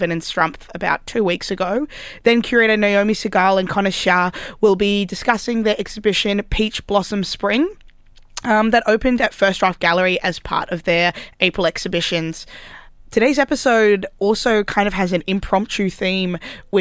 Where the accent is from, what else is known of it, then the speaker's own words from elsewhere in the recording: Wellington, New Zealand; now in Australia; I was born in Wellington.